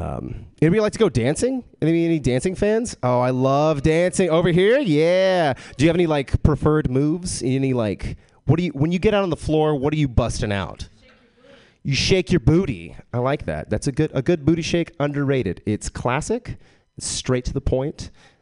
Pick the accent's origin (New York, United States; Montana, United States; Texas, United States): Texas, United States; I grew up in Texas. I was raised a Jehovah's Witness.